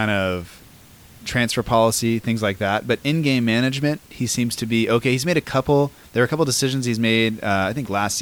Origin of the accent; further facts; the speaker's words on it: United States; we're American